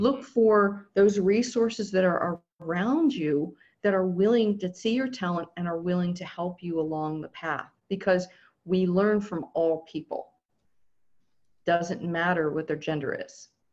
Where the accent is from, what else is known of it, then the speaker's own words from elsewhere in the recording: Southern California, United States; I'm from Southern California